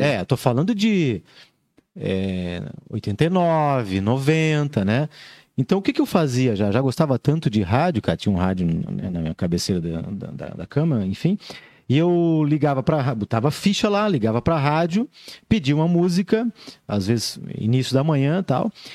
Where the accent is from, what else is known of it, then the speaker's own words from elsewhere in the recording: Joinville, Santa Catarina, Brazil; Sou natural de Joinville